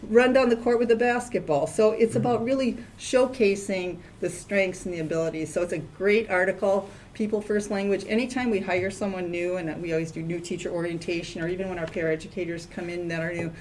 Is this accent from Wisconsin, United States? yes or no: yes; Wisconsin, United States; accent: Midwestern twang; moved away as an adult; also born or lived in St. Louis, Missouri / Madison, Wisconsin; I was born and raised in Wisconsin. So if you listen to me talk enough, you'll hear the little bit of Midwestern twang